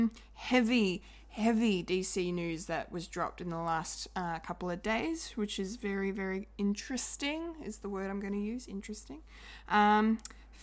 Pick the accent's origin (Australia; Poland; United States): Australia; We are Australian.